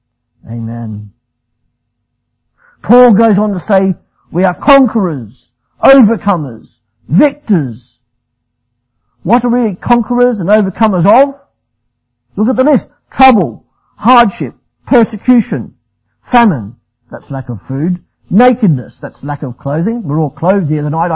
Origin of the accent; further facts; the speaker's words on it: Australia; I'm Australian